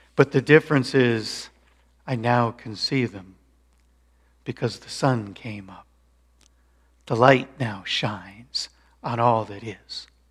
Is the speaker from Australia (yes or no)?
no; Colorado, United States; moved away; I grew up in Colorado